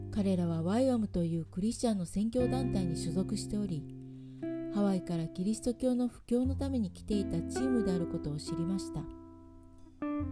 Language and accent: Japanese; Niigata countryside, Japan; moved away as an adult; also born or lived in Tokyo; 私は新潟の田舎に生まれ家は仏教でした